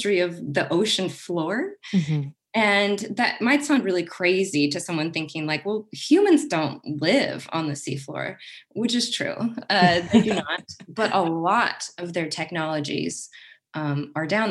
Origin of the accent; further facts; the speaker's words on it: Kansas, United States; now in Oregon, United States; I grew up in Kansas, which is about as far away from the ocean as you can literally get in the United States.